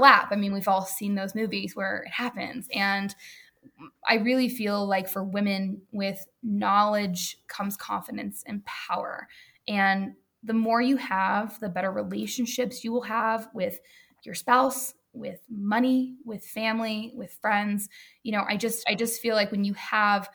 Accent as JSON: {"language": "English", "region": "the South", "country": "United States", "also_born_or_lived": "New York", "moved": "yes", "said": "we're all from the South here"}